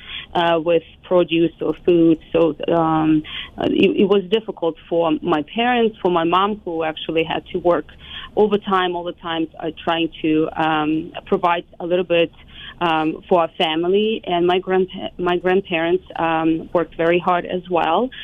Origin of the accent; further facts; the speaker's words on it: Lviv, Lviv Oblast, Ukraine; moved away as an adult; also born or lived in Kyiv, Ukraine; now in United States; I actually was born and raised, it was still Soviet Union, it was 84, so mid-80s, and I lived in Lviv